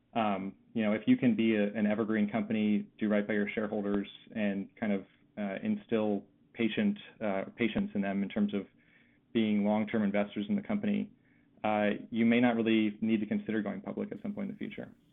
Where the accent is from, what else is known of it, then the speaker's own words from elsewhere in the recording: Philadelphia, Pennsylvania, United States; I grew up in the Philadelphia area, uh, and after college, I came back home